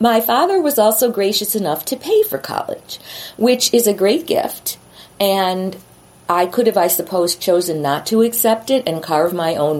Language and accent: English; Chicago, Illinois, United States; I'm from Chicago